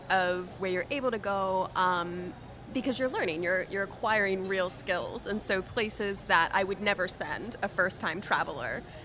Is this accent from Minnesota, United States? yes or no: no; Louisville, Kentucky, United States; moved away as an adult; also born or lived in New York / New Orleans; my hometown of Louisville, Kentucky